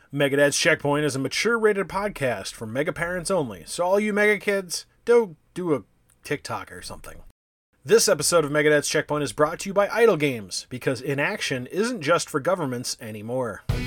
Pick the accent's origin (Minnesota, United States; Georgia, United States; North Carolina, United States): Minnesota, United States; as a Minnesotan